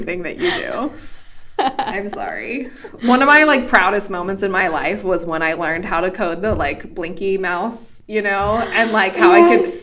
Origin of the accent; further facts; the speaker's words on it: Wyoming, United States; I'm from Wyoming. And I went to the University of Wyoming